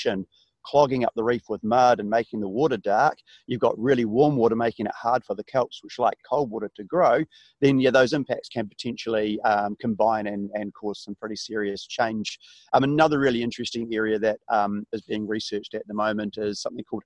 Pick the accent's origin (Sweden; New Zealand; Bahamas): New Zealand; being a Kiwi, being a New Zealander